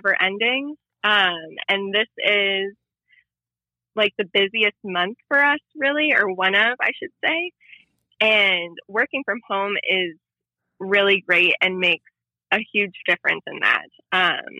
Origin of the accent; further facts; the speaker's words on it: Youngstown, Ohio, United States; I'm from Youngstown, Ohio